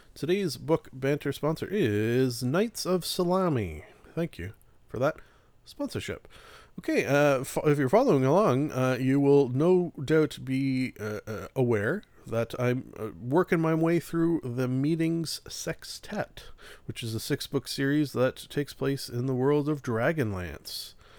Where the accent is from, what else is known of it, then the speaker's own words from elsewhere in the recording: Canada; being Canadian